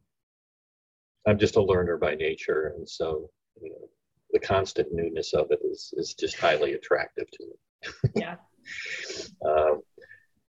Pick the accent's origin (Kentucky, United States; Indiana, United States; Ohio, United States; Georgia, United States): Ohio, United States; moved away; also born or lived in West Coast; I was born in the Rust Belt in Ohio, and then relocated to the West Coast